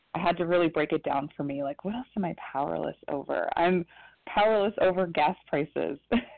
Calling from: Ohio, United States; calling from Ohio.

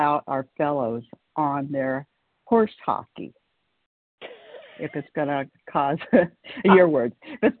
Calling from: California, United States; … in California.

